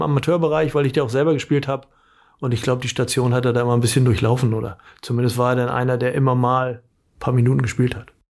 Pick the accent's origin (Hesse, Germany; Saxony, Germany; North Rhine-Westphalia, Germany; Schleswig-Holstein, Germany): Schleswig-Holstein, Germany; Bad Schwartau; ich komme ja aus Bad Schwartau, bin da auch zur Schule gegangen